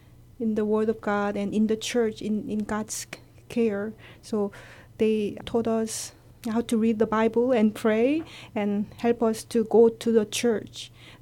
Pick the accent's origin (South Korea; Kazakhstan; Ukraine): South Korea; Yes, my parents and my family all live in Korea, and my parents were farmer, and they are first generation Christian.